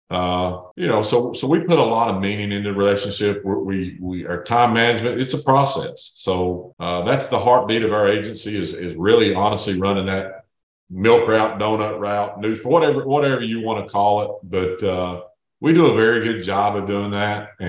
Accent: East Tennessee, United States; born or raised there

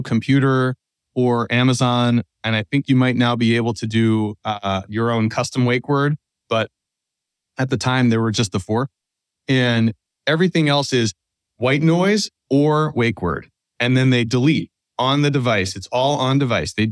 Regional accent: outside of Philadelphia, Pennsylvania, United States; I grew up outside of Philadelphia

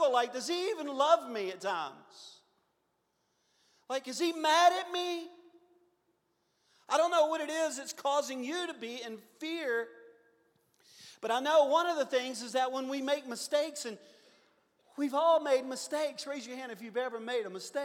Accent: Louisiana, United States; I'm from Louisiana.

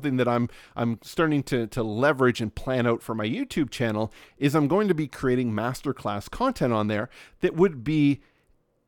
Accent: Nova Scotia, Canada; also born or lived in West Coast of Canada; So we are in rural Nova Scotia on the east coast of Canada

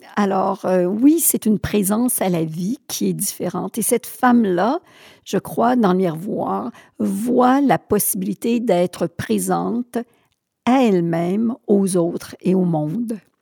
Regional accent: Sherbrooke, Quebec, Canada; also born or lived in Thetford Mines; je suis née à Sherbrooke. Euh, j'ai vécu jusqu'à 20 ans à Sherbrooke

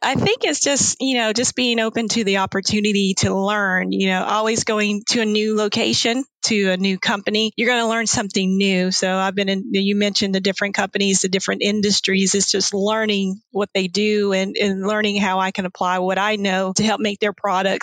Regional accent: South Carolina, United States; accent: Southern; also born or lived in Colorado Springs; as you can tell from my accent, I am from the South. I'm from South Carolina.

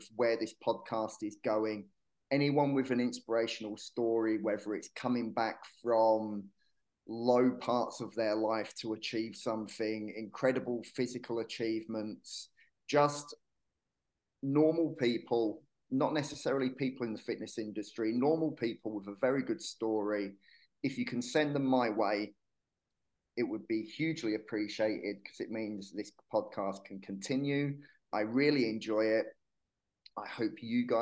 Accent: Hertfordshire, East of England, United Kingdom; moved away as an adult; also born or lived in Yorkshire / Manchester; now in Marbella, Spain; I was born in Yorkshire. I grew up in Hertfordshire.

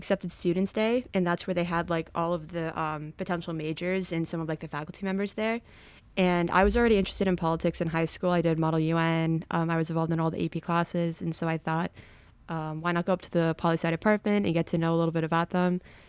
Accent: Westfield, Massachusetts, United States; I'm from Westfield, Massachusetts.

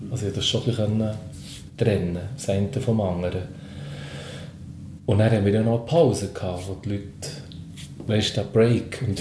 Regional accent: Bern, Switzerland; Es war natürlich noch eine spezielle Situation, als Berner Gruppe auf dem Hausberg, aus diesem Festival, wo ich noch viel aus der Jugend kenne

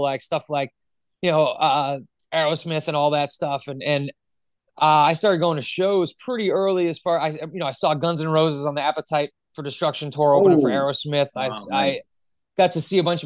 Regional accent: Milford, Massachusetts, United States; moved away as an adult; also born or lived in Framingham, Massachusetts / Boston, Massachusetts; now in St. Louis, United States; I was born born in Framingham and then lived in Milford for a while and then went to Boston University

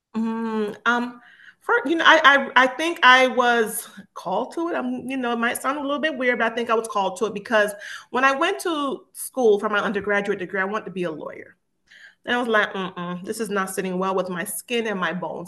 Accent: Miami, Florida, United States; moved away as an adult; also born or lived in Jamaica; now in Georgia, United States; I was born in Jamaica and I moved here as a very young child moved to Miami, Florida

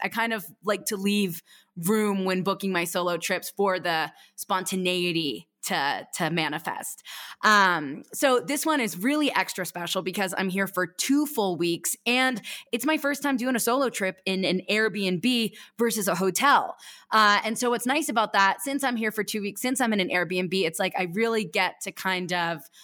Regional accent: East Coast, United States; I grew up racing on the East Coast for Stratton Mountain

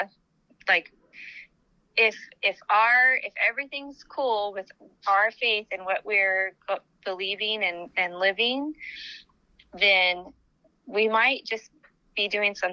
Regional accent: United States; I'm a Jesus follower before I'm an American

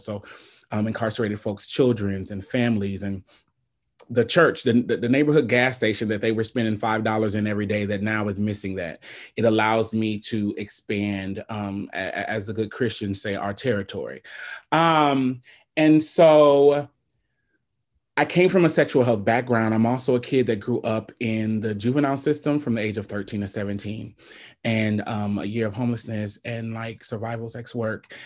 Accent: Omaha, Nebraska, United States; I'm born and raised in Omaha, Nebraska.

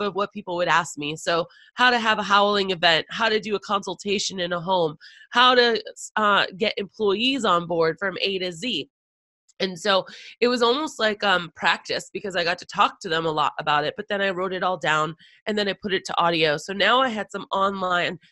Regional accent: Boston, Massachusetts, United States; moved away; I'm originally from Boston. So going back to the homeland in a way

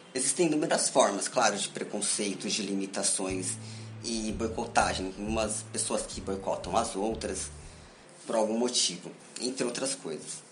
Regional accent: São Paulo, Brazil; sou de São Paulo, moro em São Paulo

